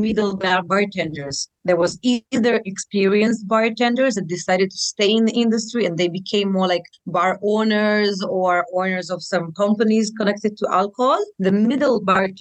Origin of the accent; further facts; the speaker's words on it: Saint Petersburg, Russia; moved away as an adult; now in Tel Aviv, Israel; I'm originally from St. Petersburg, Russia, which is close to Finland, mm-hmm. which is a beautiful city. I grew up there until the age of 23.